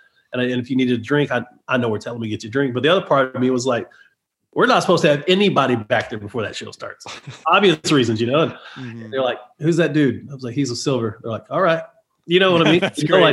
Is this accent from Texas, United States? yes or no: yes; Texas, United States; moved away; also born or lived in Nashville / Florida; I'm from Texas. I was raised to never know a stranger